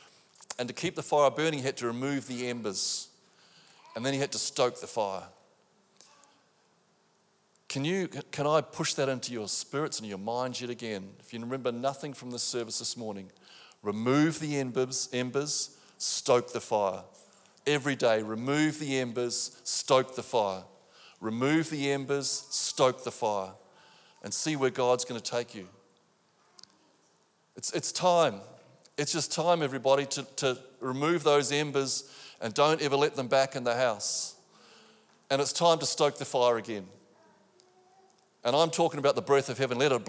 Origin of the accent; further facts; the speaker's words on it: New Zealand; now in Australia; I'm a Kiwi